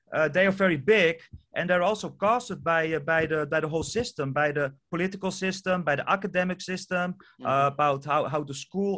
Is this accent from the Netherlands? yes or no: yes; Netherlands; first language Dutch; English is a second language; I'm from Europe, the Netherlands. So English is not even my native language. So I'm Dutch is my native language.